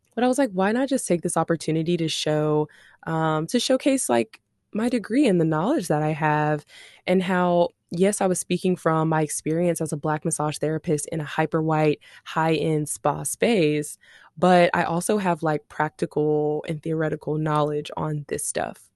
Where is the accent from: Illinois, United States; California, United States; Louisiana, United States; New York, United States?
Louisiana, United States; Shreveport; now in Dallas-Fort Worth, United States; I'm from Shreveport, Louisiana.